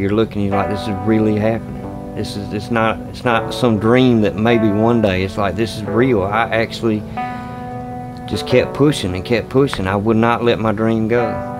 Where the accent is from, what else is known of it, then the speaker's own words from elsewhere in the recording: Phenix City, Alabama, United States; I'm 31 years old. I was born and raised right here in Phenix City, Alabama.